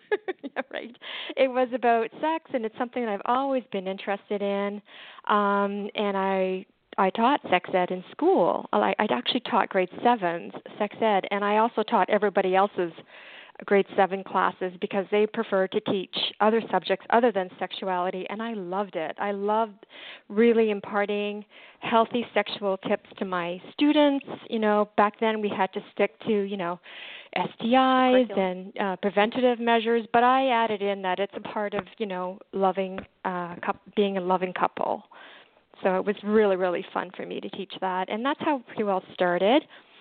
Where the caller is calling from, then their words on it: Canada; I'm calling